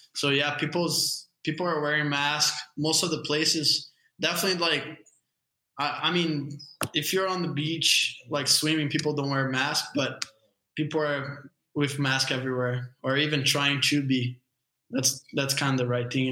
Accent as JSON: {"language": "English", "town": "Guarujá", "region": "São Paulo", "country": "Brazil", "also_born_or_lived": "California", "said": "I'm from Guarujá. It's a couple hour drive from the airport in São Paulo"}